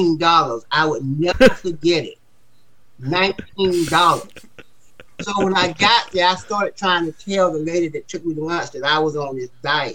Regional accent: the South, United States; And I'm from the South. And I'm, you know, being from the South, when somebody would go to lunch, I'm supposed to take care of it.

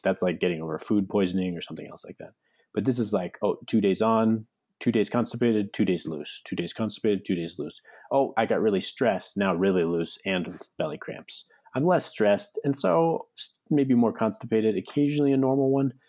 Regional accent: United States; My my Chinese side of the family is Cantonese too, but we grew up in America

